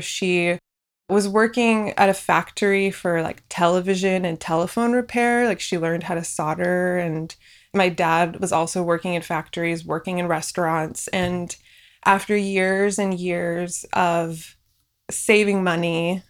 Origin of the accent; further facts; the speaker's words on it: Union City, California, United States; first language Farsi; English is a second language; also born or lived in Fresno, California / Boston, Massachusetts; I grew up in the Bay Area in a small town called Union City, right between San Francisco and San Jose